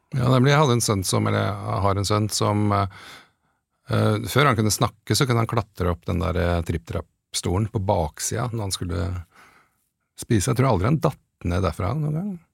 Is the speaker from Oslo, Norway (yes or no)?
no; Åsgårdstrand, Vestfold, Norway; moved away; jeg vokste opp i Åsgårdstrand